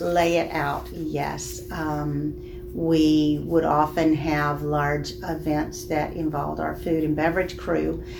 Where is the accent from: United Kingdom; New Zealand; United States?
United States; Birmingham, Alabama; I grew up in the Birmingham area.